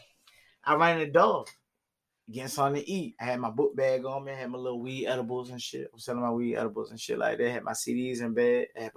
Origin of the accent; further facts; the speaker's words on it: Virginia, United States; I'm an artist from Virginia.